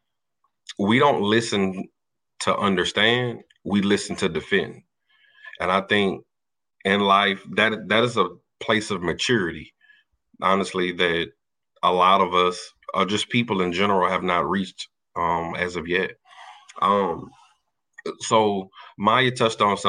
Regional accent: Louisiana, United States; I march for Prairie View, but I'm from Louisiana

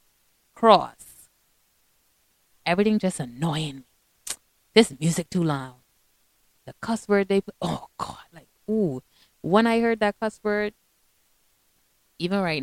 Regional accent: Bahamas; I'm from the Bahamas

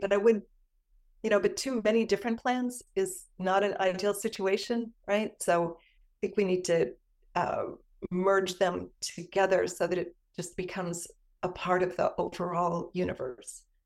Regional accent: Cleveland, Ohio, United States; moved away; I'm from the Cleveland area

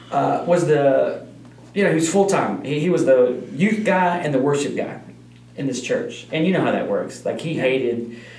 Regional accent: Odessa, Texas, United States; moved away; I'm from Odessa

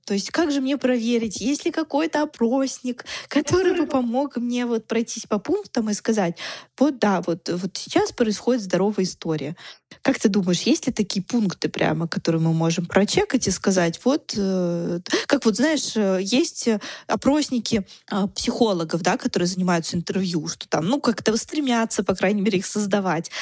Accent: Russia; мы были оба из России

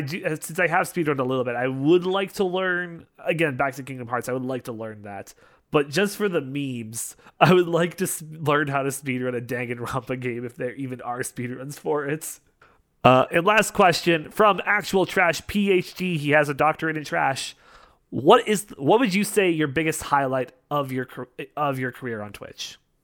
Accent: Canada; I'm Canadian

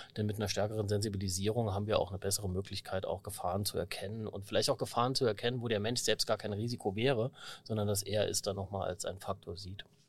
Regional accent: Saarbrücken, Saarland, Germany; ich bin auch Saarbrücker

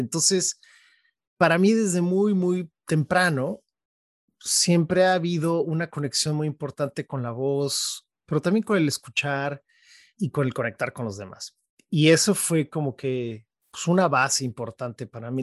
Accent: State of Mexico, Mexico; now in San Francisco, United States; yo nací en la Ciudad de México y mm, yo te diría que muy pronto mis papás, eh, ellos nos movimos al Estado de México, que es, es dentro de la ciudad, pero toda mi vida crecí ahí

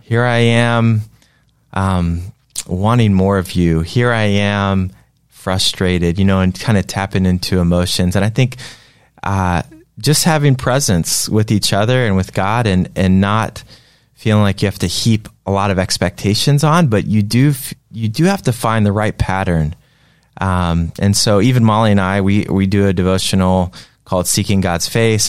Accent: Greensboro, North Carolina, United States; growing up in North Carolina in Greensboro

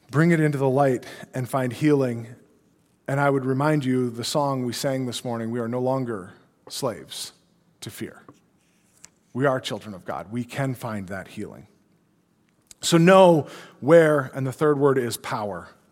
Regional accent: Brainerd, Minnesota, United States; moved away; I grew up in the Brainerd area.

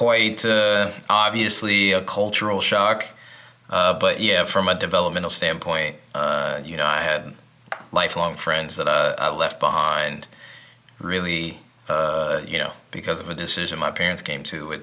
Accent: Chicago, Illinois, United States; now in Des Moines, United States; I'm originally from the south side of Chicago, born and raised

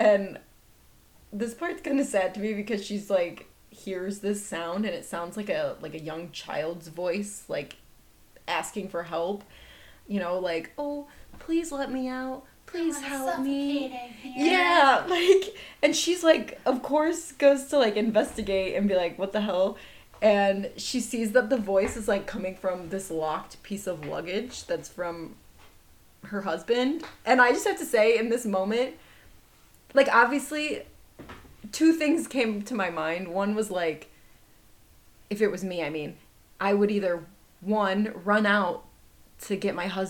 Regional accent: Midwest, United States; I'm from the Midwest

